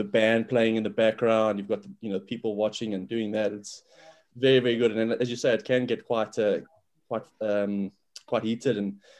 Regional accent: South Africa; moved away as an adult; now in Manchester, United Kingdom; growing up in South Africa

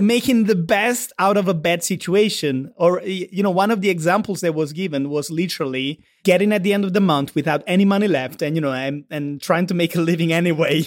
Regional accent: Southern Italy, Italy; accent: Mediterranean; English is a second language; I'm Italian, I'm from the South

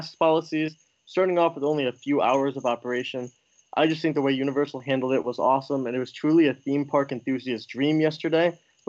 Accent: Agawam, Massachusetts, United States; moved away as an adult; now in Orlando, United States; I'm originally from Agawam, Massachusetts, up north

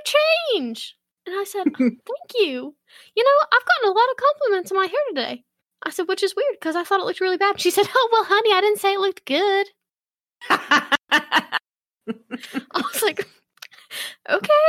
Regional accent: the South, United States; Born and raised in the South

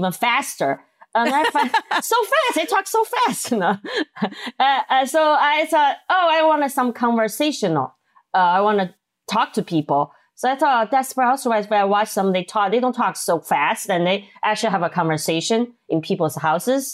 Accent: Sichuan, China; English is a second language; moved away as an adult; also born or lived in Minnesota, United States; now in United States; I'm from Sichuan, China, and we eat a lot of spicy food

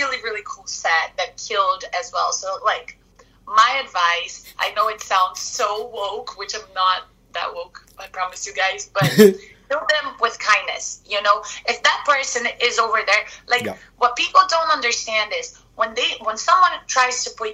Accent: Brazil; now in Los Angeles, United States; I'm from Brazil

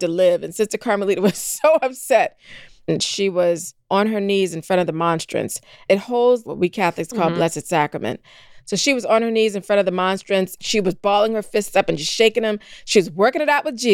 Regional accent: Charleston, South Carolina, United States; I'm from that beautiful city, Charleston, South Carolina. I grew up there

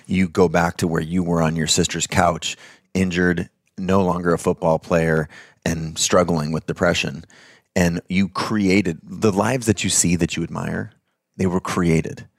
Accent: United States; I'm white, I'm male, I was born in America

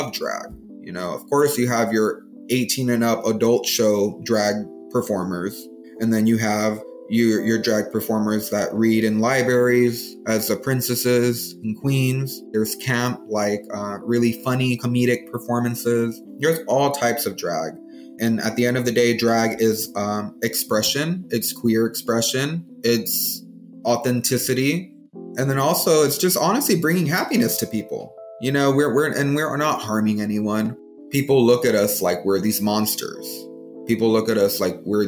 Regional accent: San Antonio, Texas, United States; I was born and raised in San Antonio, Texas

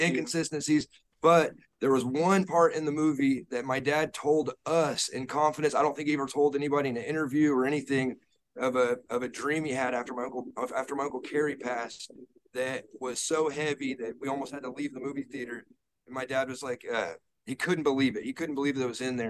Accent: Texas, United States; we grew up in Texas

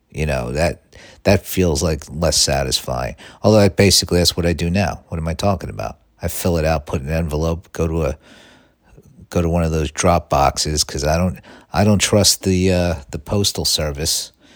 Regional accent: New York City, New York, United States; growing up in Staten Island

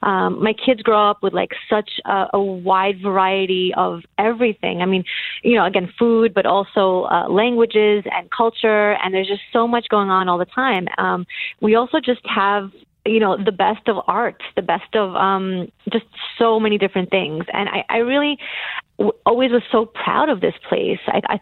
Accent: New York City, New York, United States; moved away; also born or lived in Soviet Union / Washington, D.C. / Atlanta / Colorado; So I was born in the Soviet Union, and I moved to Brooklyn when I was a little under 2 years old.

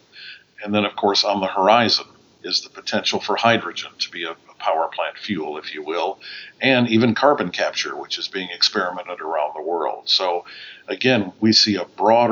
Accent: Wisconsin, United States; moved away as an adult; also born or lived in England; joining WEC Energy back in my home state of Wisconsin

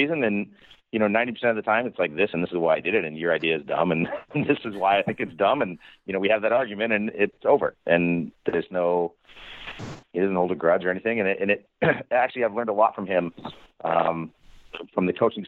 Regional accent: Montana, United States; also born or lived in Florida; now in Kansas City, United States; I grew up in Montana

